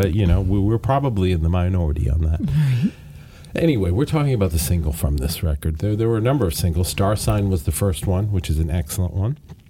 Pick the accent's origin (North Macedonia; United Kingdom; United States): United Kingdom; Glasgow, Scotland; from my hometown of Glasgow, Scotland.